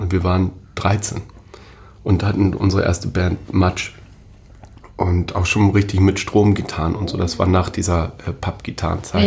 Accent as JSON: {"language": "German", "town": "Großhansdorf", "region": "Schleswig-Holstein", "country": "Germany", "tie": "born or raised there", "also_born_or_lived": "Hamburg / Siek", "said": "ich bin dann gleich vom Marienkrankenhaus raus äh, nach Sieg, das, äh, den, das ist ein umliegendes Dorf hier"}